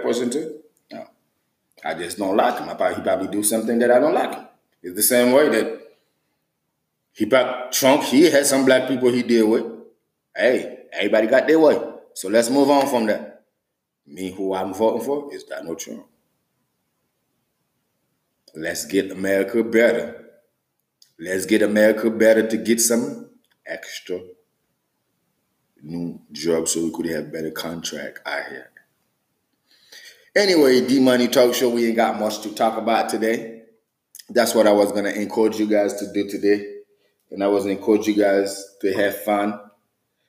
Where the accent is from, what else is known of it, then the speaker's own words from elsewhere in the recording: Haiti; now in United States; I am American, but I am American, Haitian American